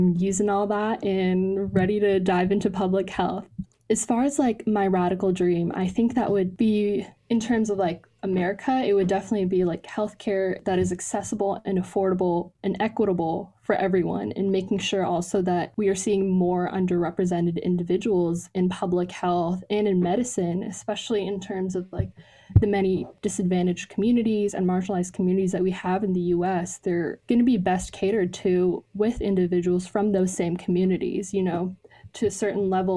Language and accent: English; Ontario, Canada; also born or lived in Pakistan; now in United States; Ontario, the province that I lived